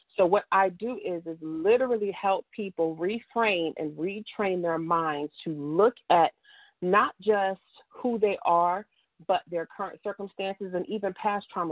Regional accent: New Jersey, United States; now in Dallas, United States; I'm from Jersey

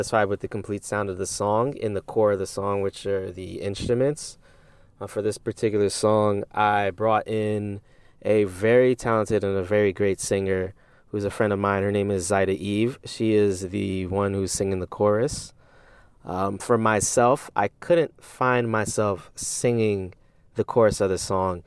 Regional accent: Westchester, New York, United States; my studio here where I am from in Westchester, New York.

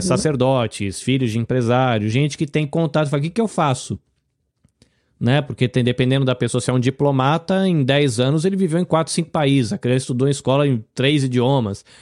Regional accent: Brazil; now in Japan; Eu sou brasileiro, vivo no Japão

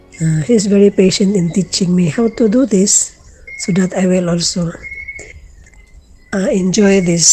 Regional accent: Philippines; I am … from the Philippines.

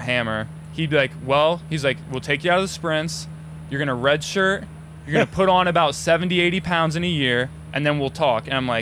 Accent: Ashland, Ohio, United States; I'm from Ashland and places don't close that early.

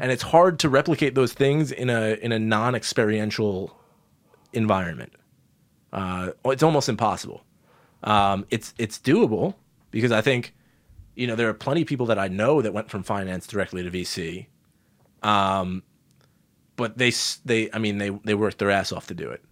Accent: New York, United States; growing up in New York as a kid

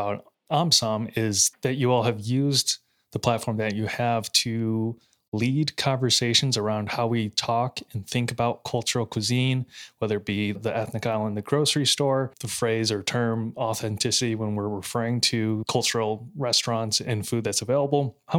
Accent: United States; I find myself doing the same. I'm Chinese American.

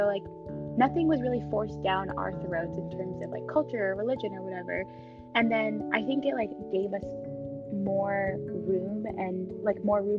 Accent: United States; we grew up here, like this is our home

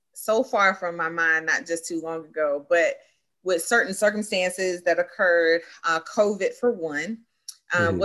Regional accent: Greenville, North Carolina, United States; moved away as an adult; also born or lived in Durham, North Carolina; now in Raleigh, United States; born and raised Eastern North Carolina. All my life been in Eastern North Carolina.

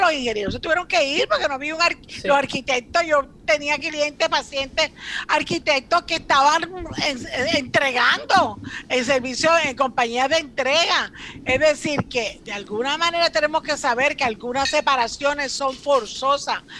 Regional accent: Cuba; now in Puerto Rico; yo soy cubana

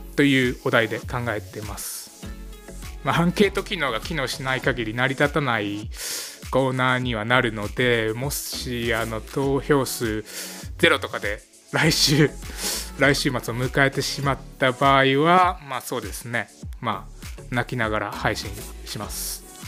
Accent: Aichi, Japan; 愛知県出身なんですけども

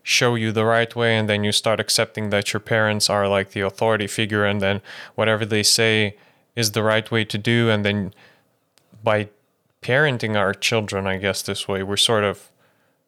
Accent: Lithuania; moved away; I was born in Lithuania. I grew up there

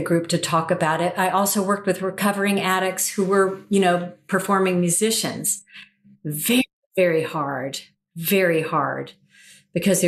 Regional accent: Atlanta, Georgia, United States; here in my hometown of Atlanta

